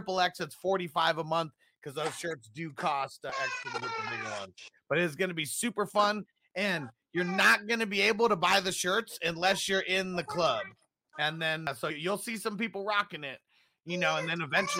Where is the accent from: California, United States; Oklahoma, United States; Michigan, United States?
California, United States; Southern; we're both from Southern California